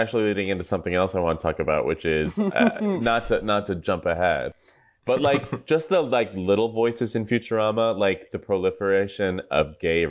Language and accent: English; Southern California, United States; I am from Southern California.